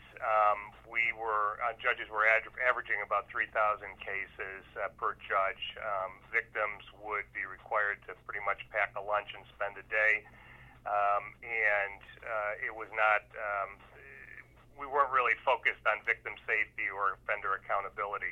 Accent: North Tonawanda, New York, United States; also born or lived in Niagara Falls, New York / Rochester, New York; I'm from North Tonawanda, New York. I was born in Niagara Falls, but actually raised in North Tonawanda for my early life. Moved to Rochester in 1988

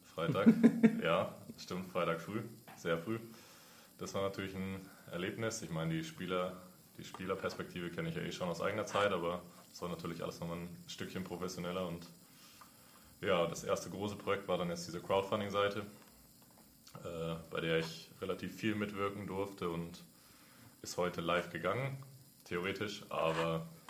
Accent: Nuremberg, Bavaria, Germany; now in Berlin, Germany; ich komme aus dem Frankenland, aus Nürnberg

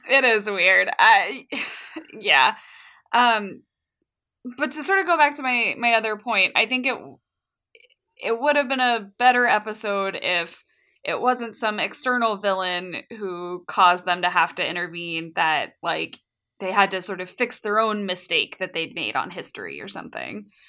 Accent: United States; as an American

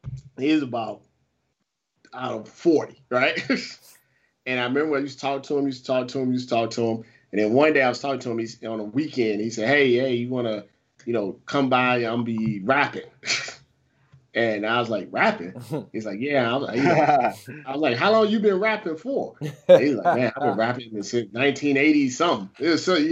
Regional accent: Midwest, United States; And I was like from the Midwest.

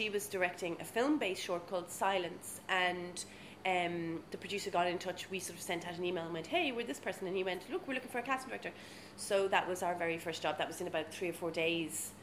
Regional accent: Maynooth, Leinster, Ireland; also born or lived in South Africa; I grew up in Maynooth and South Africa, and when I was in South Africa, I was very much involved in drama through school, and then came back to university in Ireland

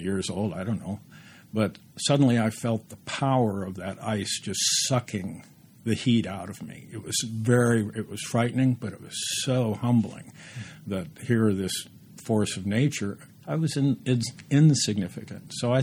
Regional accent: Indiana, United States; moved away as an adult; the land I grew up in, Indiana, the Midland of this country

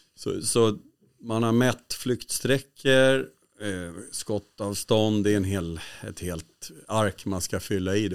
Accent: Sweden; som svensk

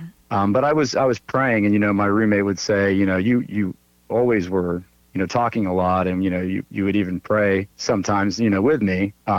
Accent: Miami, Florida, United States; also born or lived in Virginia; now in Charleston, United States; I'm originally from Miami, Florida, but I've lived all up and down the East Coast. I settled in Charleston about 11 years ago, but I went up and down the East Coast.

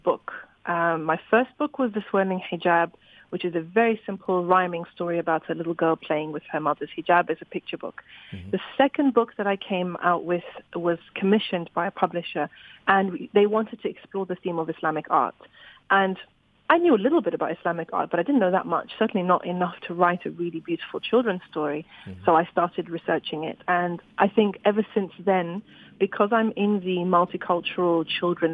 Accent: Zimbabwe; I grew up in Zimbabwe

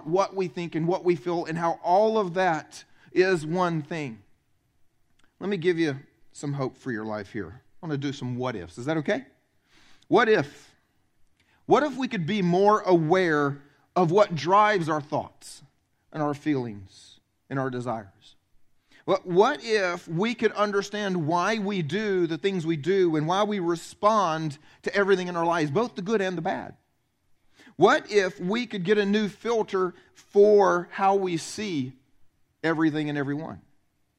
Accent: the South, United States; I'm from the South

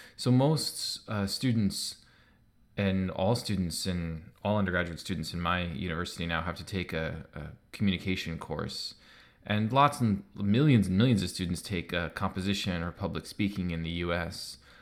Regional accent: United States; now in Canada; I live in Canada, but I'm American, so I grew up playing baseball

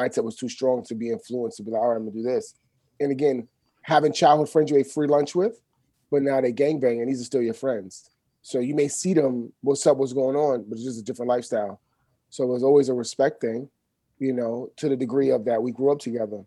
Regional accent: New York City, New York, United States; I grew up in the East from the 80s, from the 70s, and from elementary school on up.

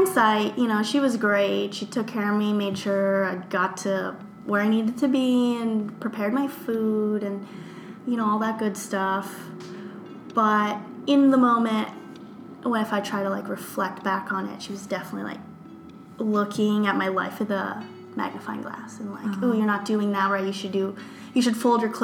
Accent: United States; growing up in the Philippines is a lot different than growing up here. And my family and I were first generation Americans

